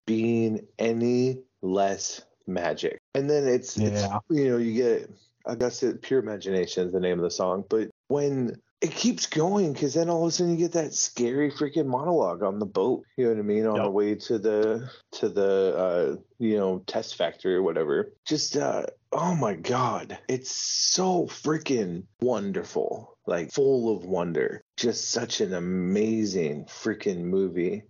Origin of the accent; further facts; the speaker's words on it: United States; I'm an American poor kid